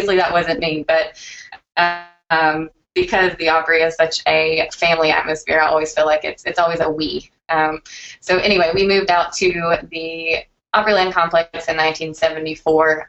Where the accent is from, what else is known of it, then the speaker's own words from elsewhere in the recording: Nashville, Tennessee, United States; I'm actually born and raised in Nashville, Tennessee